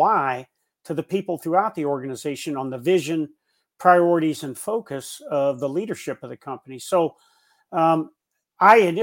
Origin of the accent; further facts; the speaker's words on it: Davenport, Iowa, United States; I grew up in Davenport, Iowa, Quad Cities, USA